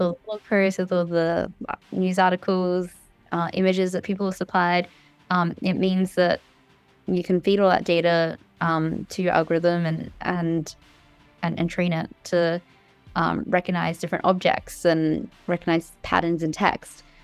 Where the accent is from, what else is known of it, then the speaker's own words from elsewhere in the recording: Cairns, Queensland, Australia; moved away as an adult; now in United States; I grew up in Cairns in far north Queensland. Um, I was there from when I was born until I was eighteen.